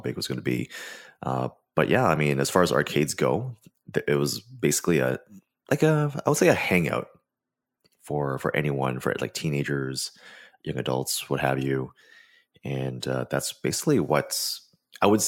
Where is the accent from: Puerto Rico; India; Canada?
Canada; I am also Canadian